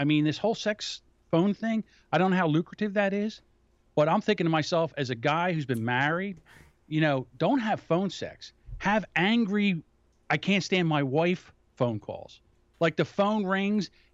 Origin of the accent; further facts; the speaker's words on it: Philadelphia, Pennsylvania, United States; I'm from Philadelphia.